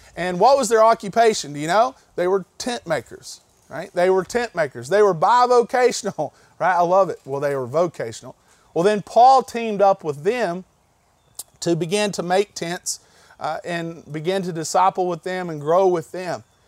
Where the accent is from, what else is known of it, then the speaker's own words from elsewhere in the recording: Candler, North Carolina, United States; I'm this kid from Candler, North Carolina